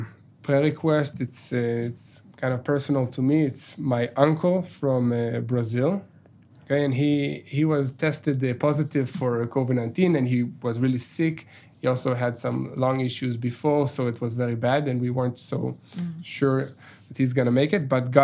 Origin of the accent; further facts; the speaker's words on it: Israel; being an Israeli and, you know, going to the IDF